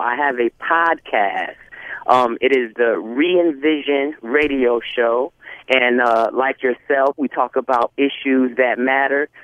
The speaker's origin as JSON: {"language": "English", "town": "New York City", "region": "New York", "country": "United States", "said": "I'm from New York City"}